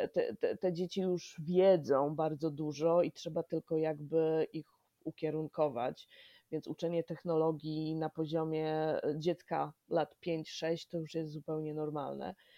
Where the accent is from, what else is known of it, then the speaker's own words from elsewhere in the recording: Poland; moved away as an adult; now in New York, United States; jestem dumną imigrantką, urodzona w komunistycznej Polsce, wychowana w postkomunistycznej Polsce